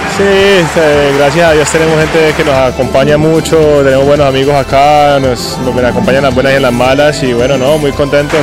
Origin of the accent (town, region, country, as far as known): Colombia